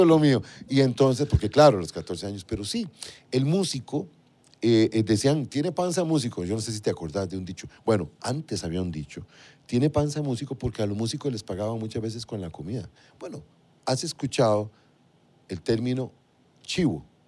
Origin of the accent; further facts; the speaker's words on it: Alajuela, Costa Rica; moved away; salimos de un pueblito, yo soy de Limbo, Las Cañas de la Juela